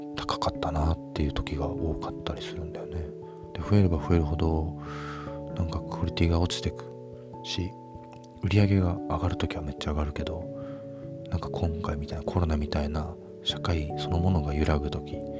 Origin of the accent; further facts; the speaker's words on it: Hokkaido, Japan; also born or lived in Tokyo; 僕は北海道で育ってる